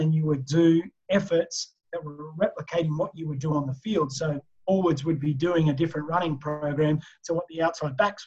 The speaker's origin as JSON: {"language": "English", "town": "Tamworth", "region": "New South Wales", "country": "Australia", "tie": "born or raised there", "said": "I grew up just outside of Tamworth in a small rural community."}